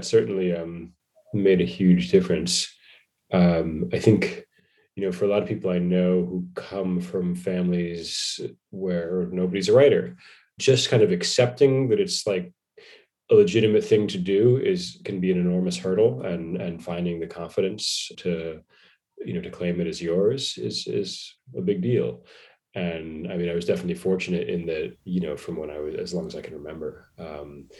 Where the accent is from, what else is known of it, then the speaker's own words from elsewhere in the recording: Long Island, New York, United States; moved away as an adult; also born or lived in Los Angeles; I grew up in New York. Yeah. I grew up in the suburbs on Long Island